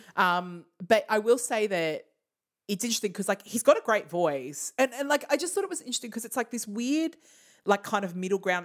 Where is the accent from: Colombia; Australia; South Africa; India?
Australia; we are Australian.